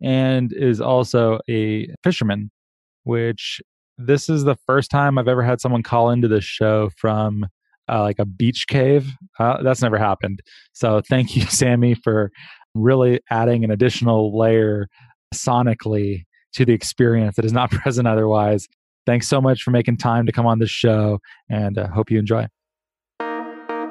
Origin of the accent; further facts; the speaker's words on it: Phoenix, Arizona, United States; moved away; I'm originally from Phoenix